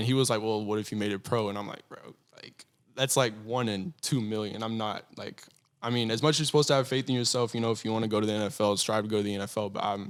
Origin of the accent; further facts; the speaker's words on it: Athens, Texas, United States; I was desperate to get out of my hometown. Desperate, because I come from a really, really, really small kind of retirement town, and it's called Athens, Texas.